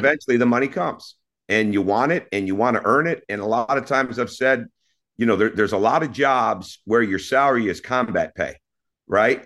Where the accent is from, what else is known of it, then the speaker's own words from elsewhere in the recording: Mount Pleasant, Michigan, United States; moved away; also born or lived in Mequon, Wisconsin; growing up in Mount Pleasant, you know, we lived, uh, I didn't see it as the country, but when I look back at it, it was the country